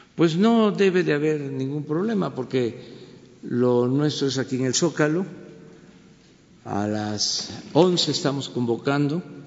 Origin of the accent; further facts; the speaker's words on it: Mexico; lo que somos los mexicanos, de lo que estamos hechos los mexicanos